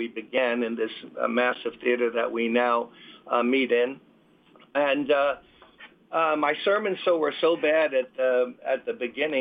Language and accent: English; New York City, New York, United States; I'm born and raised in Brooklyn.